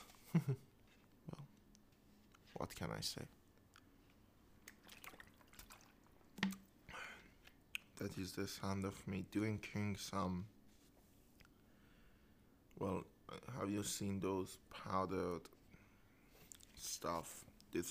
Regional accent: Isfahan, Iran; I am from Isfahan, and Isfahan is very infamous for being economical.

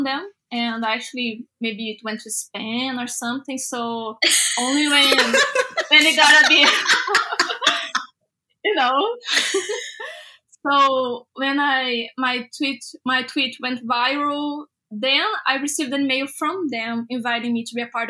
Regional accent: Brazil; I'm an artist from Brazil

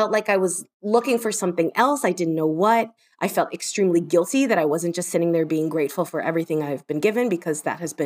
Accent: Miami, Florida, United States; moved away as an adult; also born or lived in New York / London; now in Scotland, United Kingdom; I grew up in Miami

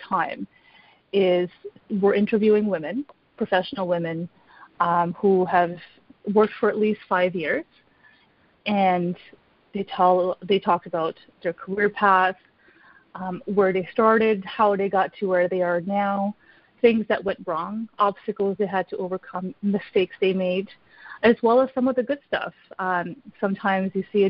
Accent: Canada; now in Ottawa, Canada; at my core, I am Canadian

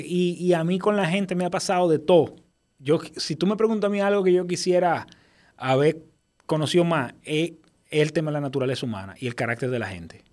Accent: Dominican Republic; tú sabes cómo somos los dominicanos

